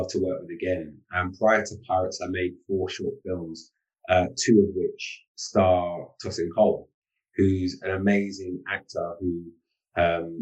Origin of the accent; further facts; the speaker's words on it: London, United Kingdom; I grew up in Islington, which is Cockney capital of the world outside of East London